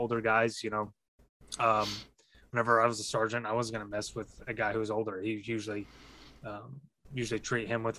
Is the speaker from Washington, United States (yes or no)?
no; Texas, United States; I grew up in Texas